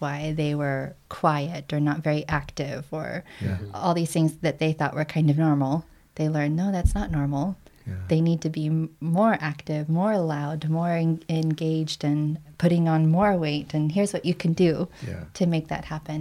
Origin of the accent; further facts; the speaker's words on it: United States; now in Canada; I'm actually American.